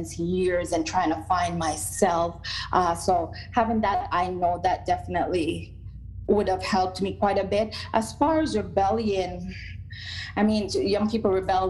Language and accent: English; Jamaica; moved away; even as a young person growing up in Jamaica